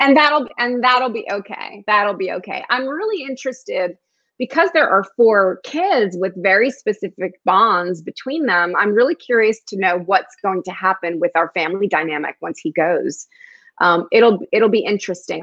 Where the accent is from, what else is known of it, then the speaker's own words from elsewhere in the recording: Newark, New Jersey, United States; first language Spanish; English is a second language; also born or lived in New York; I was born in Newark, New Jersey, and lived in a very ethnic neighborhood